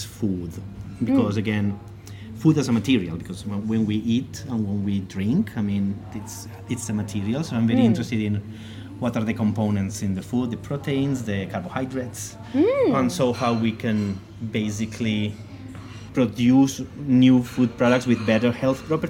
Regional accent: Muro, Valencian Community, Spain; moved away as an adult; also born or lived in Australia / Netherlands; now in Stockholm, Sweden; I'm originally from Spain, specifically from a small village in Alicante in the East Coast called Muro. I'm very proud of that little village where I'm from.

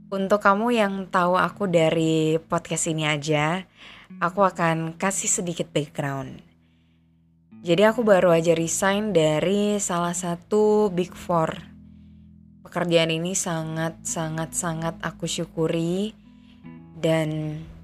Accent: Aceh, Indonesia; moved away as an adult; now in Jakarta, Indonesia; Aku besar dan tinggal di Aceh

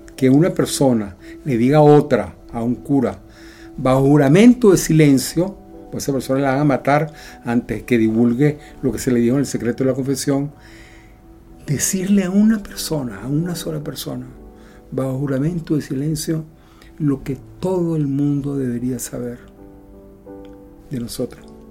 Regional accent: Venezuela; moved away as an adult; also born or lived in Europe; Hace seis años tuve que salir con mi familia de Venezuela por muchos motivos de seguridad, económicos, etc. Viajamos a Europa y tuvimos que dejar atrás todo.

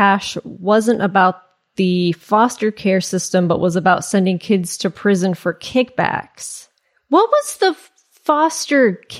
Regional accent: California, United States; I thought it was weird because growing up in Northern California, I'd never heard of Redding having a college.

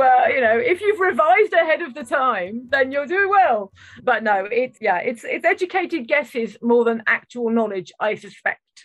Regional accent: United Kingdom

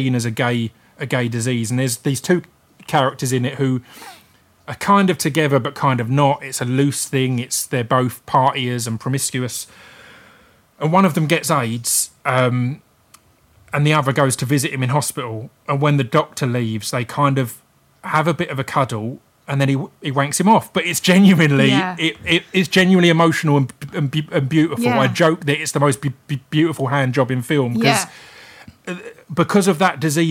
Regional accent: United Kingdom; we're British

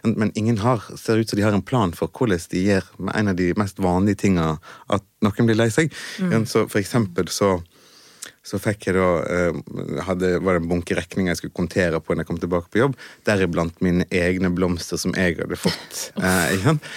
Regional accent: Western Norway, Norway; er jo fra, fra Vestlandet

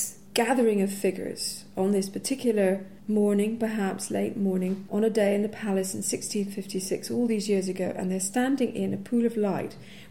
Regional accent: Edinburgh, Scotland, United Kingdom; I grew up in Edinburgh

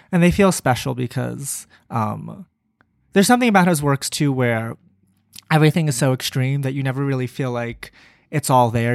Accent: Maryland, United States; I grew up in Maryland

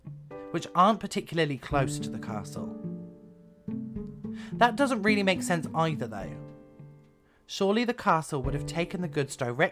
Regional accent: Somerset, South West England, United Kingdom; I grew up in Somerset

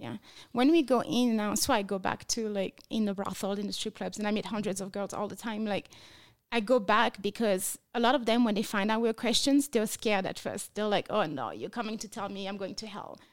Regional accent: France; English is a second language; moved away as an adult; now in Las Vegas, United States; I was born and raised in France. I moved to America eight years ago as a missionary against sex trafficking

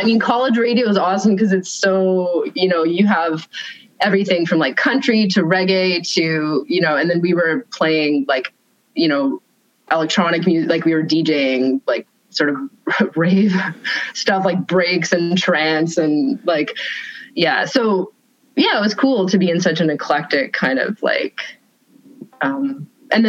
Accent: Sudbury, Ontario, Canada; So I grew up in Sudbury, which is a pretty small, like, you know, 100,000 people, Northern Ontario.

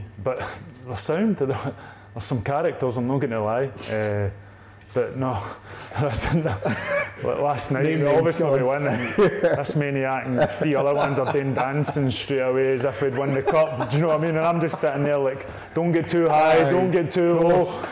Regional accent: Drongan, Scotland, United Kingdom; I'm originally from Drungan

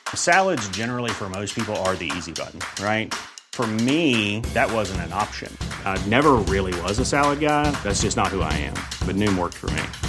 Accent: Mexico City, Mexico; growing up in Mexico City, well, you have to uh, have in mind that uh, Mexico City is uh, very Catholic

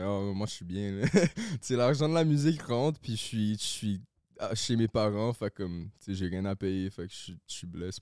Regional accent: Laval, Quebec, Canada; now in Saint-Eustache, Canada; j'ai grandi à Laval

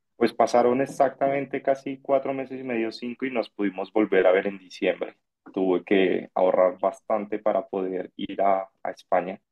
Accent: Bogotá, Colombia; tengo 30 años, eh, soy de Bogotá

